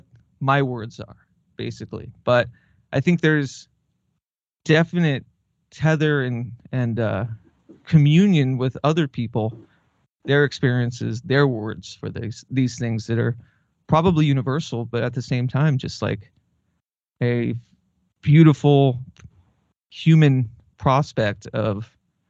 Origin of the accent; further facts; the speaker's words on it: Southwest, United States; when I was a kid, I grew up in the Southwest, mainly with my mother.